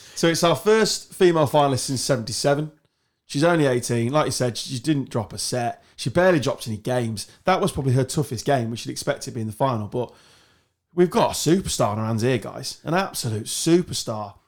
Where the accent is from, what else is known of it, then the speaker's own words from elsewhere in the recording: England, United Kingdom; I'm English, or British